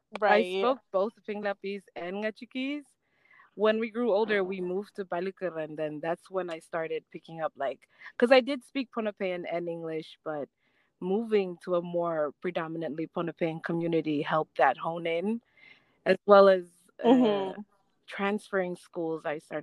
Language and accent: English; Pohnpei, Micronesia; first language Ngatikese; English is a second language; also born or lived in Wahlap / Palikir; Most of my memories growing up on Ponpe is of my dad taking me with him everywhere.